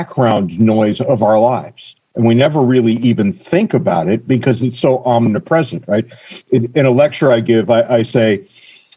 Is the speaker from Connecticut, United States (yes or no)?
yes; Connecticut, United States; where I grew up in Connecticut